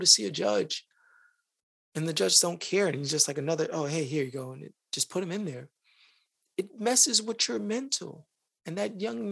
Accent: New York City, New York, United States; I am from the Bronx, just like Khalif

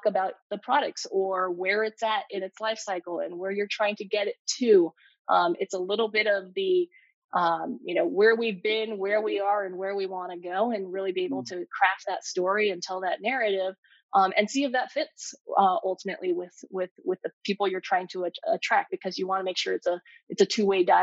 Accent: Bay Area, California, United States; growing up in the Bay Area, living here for so long

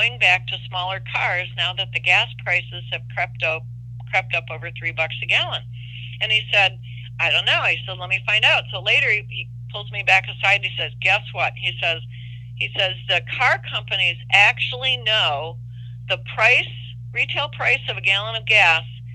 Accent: Detroit, Michigan, United States; I come from Detroit

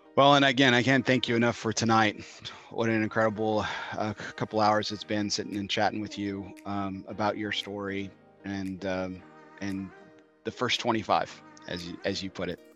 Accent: El Paso, Texas, United States; my hometown of El Paso, Texas

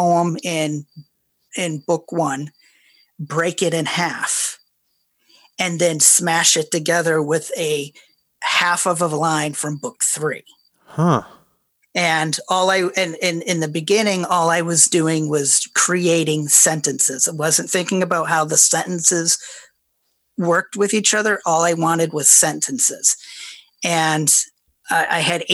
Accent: Ohio, United States; when I grew up in Ohio in 1980s

